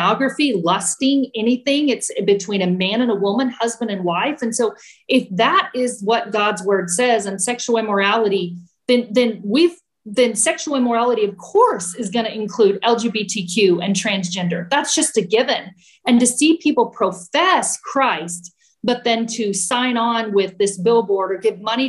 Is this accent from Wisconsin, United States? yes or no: no; Temple, Texas, United States; we met with people who we grew up with, because Brad and I are from Central Texas. We're from Temple and we're from this area.